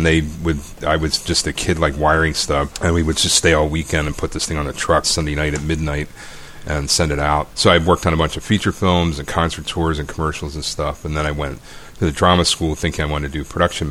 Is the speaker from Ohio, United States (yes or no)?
no; Eastern Shore of Maryland, United States; moved away; I grew up on the Eastern Shore of Maryland, a little small town down there